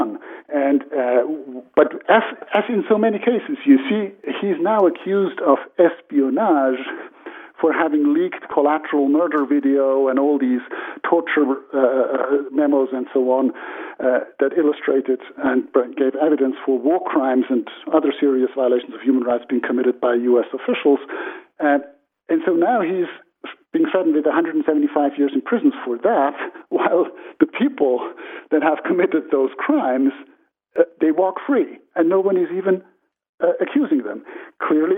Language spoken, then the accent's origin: English; Switzerland; I'm from a democratic country, Switzerland